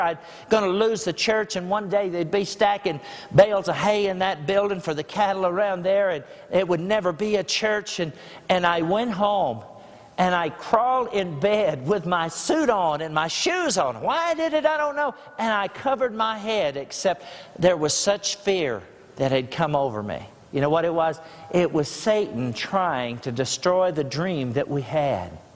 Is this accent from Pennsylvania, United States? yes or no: no; Grassland, Texas, United States; I'm from Grassland, Texas